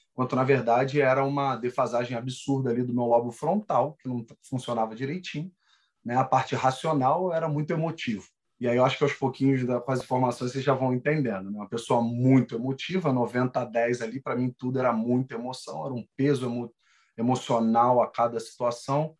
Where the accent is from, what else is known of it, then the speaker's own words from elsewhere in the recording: Rio de Janeiro, Brazil; sou natural do Rio de Janeiro